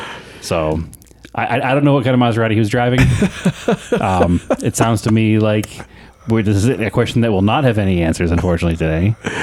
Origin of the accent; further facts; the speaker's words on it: United States; we grew up in America.